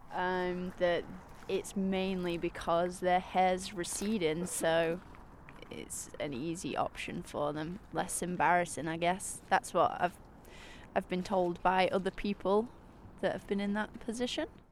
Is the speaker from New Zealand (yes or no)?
no; United Kingdom; moved away; I'm British